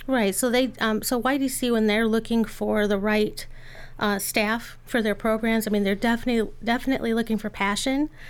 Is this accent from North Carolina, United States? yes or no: no; Lansing, Michigan, United States; I grew up in Lansing